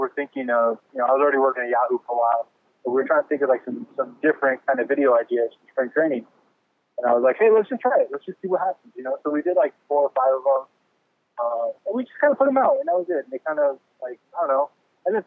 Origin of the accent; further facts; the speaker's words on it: Bay Area, California, United States; now in Fresno, United States; I'm originally from the Bay Area. Grew up out there